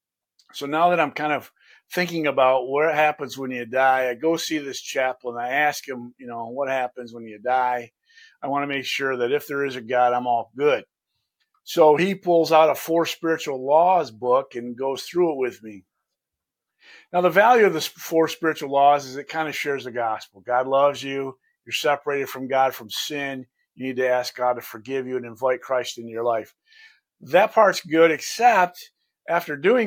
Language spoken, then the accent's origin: English; Lansing, Michigan, United States; I'm right here from Lansing